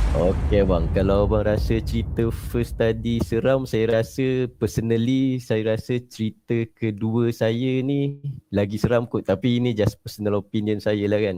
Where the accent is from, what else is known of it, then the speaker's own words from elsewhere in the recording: Melaka, Malacca, Malaysia; Saya asal dari Melaka